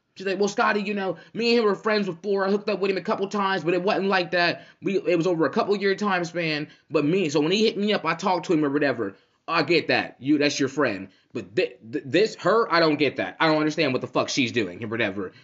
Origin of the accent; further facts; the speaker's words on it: Cincinnati, Ohio, United States; moved away as an adult; now in Central Ohio, United States; I'm from Cincinnati